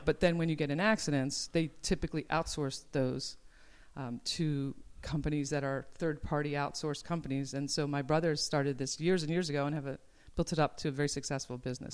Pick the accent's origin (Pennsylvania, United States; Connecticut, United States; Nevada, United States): Pennsylvania, United States; Philadelphia; now in Ojai, United States; I grew up on the East Coast